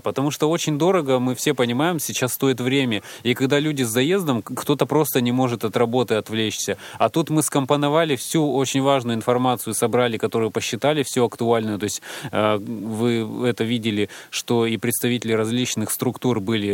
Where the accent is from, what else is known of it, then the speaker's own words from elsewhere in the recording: Siberia, Russia; я колхозник из Сибири